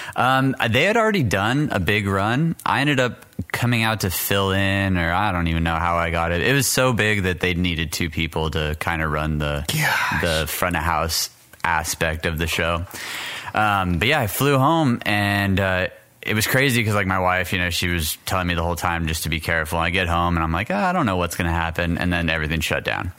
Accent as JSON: {"language": "English", "town": "El Paso", "region": "Texas", "country": "United States", "tie": "born or raised there", "also_born_or_lived": "Orlando, Florida / Pennsylvania", "moved": "yes", "said": "I was born in El Paso, Texas"}